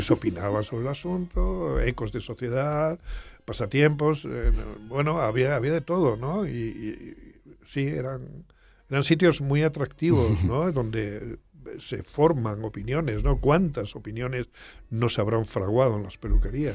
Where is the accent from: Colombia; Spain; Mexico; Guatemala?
Spain; Extremadura; cuando yo era niño allá en mi pueblo de Extremadura